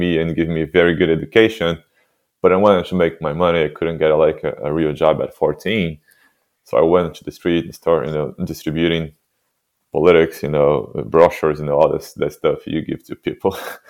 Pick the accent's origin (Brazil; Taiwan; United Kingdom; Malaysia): Brazil; Santos, São Paulo; English is a second language; moved away; I was born in a city called Santos in Brazil